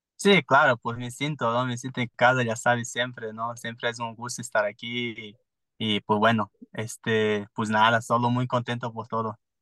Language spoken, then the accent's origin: Spanish; Manaus, Amazonas, Brazil; Spanish is a second language; moved away as an adult; also born or lived in São Paulo, Brazil / Playa del Carmen, Mexico / Puebla, Mexico; now in Mexico; me fui de Manaus, me fui a São Paulo